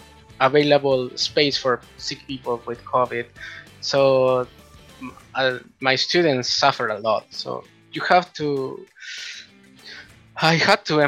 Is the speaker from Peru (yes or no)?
yes; Peru; also born or lived in Japan; I am from Peru. I studied an undergraduate on mechanical engineering here in Peru at the PUCP.